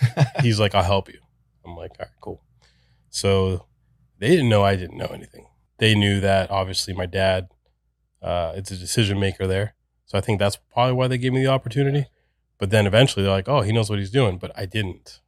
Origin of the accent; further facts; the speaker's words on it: Casselberry, Florida, United States; also born or lived in Puerto Rico; Grew up here in Orlando, uh, in Castleberry, so not too far from here